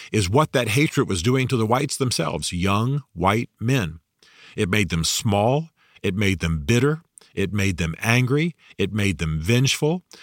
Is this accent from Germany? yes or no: yes; Germany; you know I grew up in Germany, loved the Germans